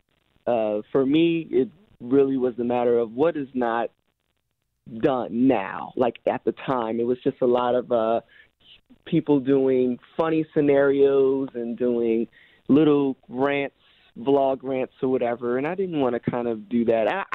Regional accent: New Jersey, United States; I'm from Jersey

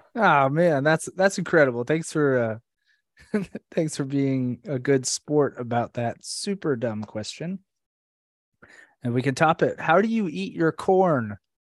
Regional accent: Orlando, Florida, United States; Abby and I have been friends since middle school, way back in uh or Central Florida, Orlando, Florida

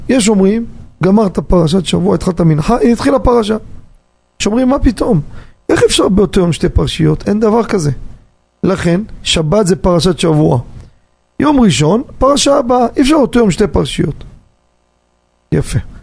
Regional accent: Jerusalem, Jerusalem District, Israel; גדלתי בירושלים, שכונת הקטמונים

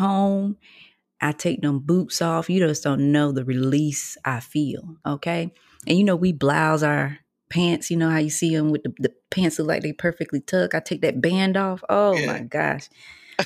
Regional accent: North Lenoir, North Carolina, United States; But you from the country. We from the same place.

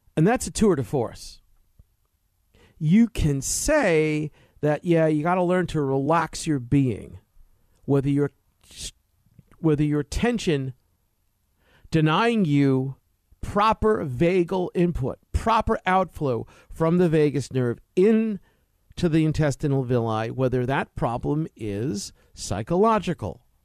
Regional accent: East Coast, United States; now in California, United States; what I grew up in on the East Coast, dark gray, morbid

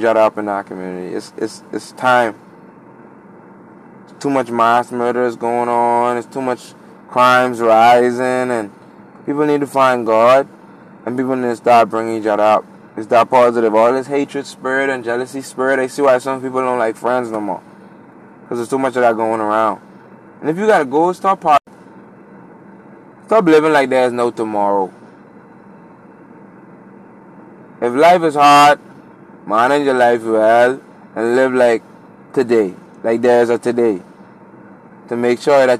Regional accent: Bahamas; I'm from the Bahamas

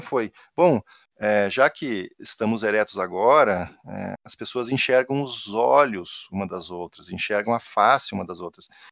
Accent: Rio Grande do Sul, Brazil; accent: gaúcho; moved away; eu não tenho como disfarçar que eu sou gaúcho porque meu sotaque entrega

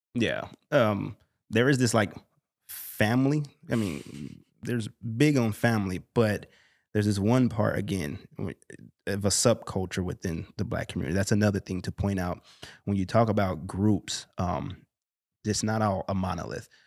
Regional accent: Chicago, Illinois, United States; growing up in Chicago, specifically the west side of Chicago, moving to the north side of Chicago

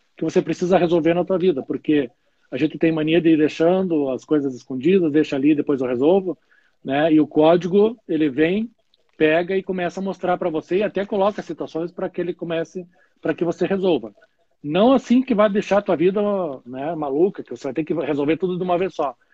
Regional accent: Curitiba, Paraná, Brazil; moved away as an adult; now in Caxias do Sul, Brazil; Mion é um curitibano, eu sou de Curitiba e hoje eu moro em Caxias do Sul, fazem 13, 14 anos.

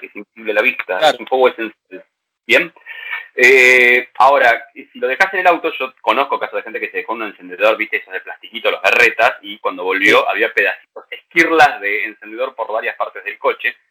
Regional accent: San Isidro, Buenos Aires Province, Argentina; Yo soy nacido en el anterior hospital de San Isidro, no en el actual

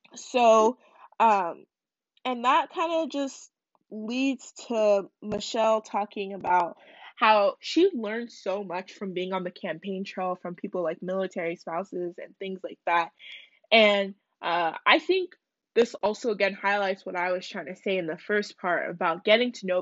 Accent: United States; I'm not a proud American

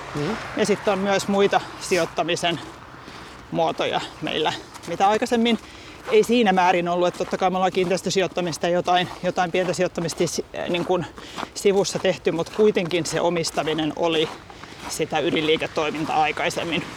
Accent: Helsinki, Uusimaa, Finland; huhtikuussa 82 naisten klinikalla Helsingissä, kun olen syntynyt perheyritykseen

